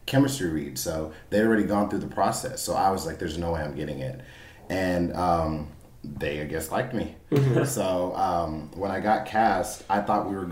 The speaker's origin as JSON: {"language": "English", "town": "Houston", "region": "Texas", "country": "United States", "moved": "yes", "said": "I'm from the Houston area"}